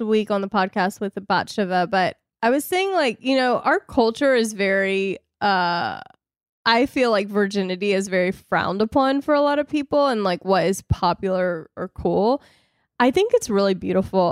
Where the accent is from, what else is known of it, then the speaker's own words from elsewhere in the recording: the South, United States; I was raised in the South, I was raised in a Christian home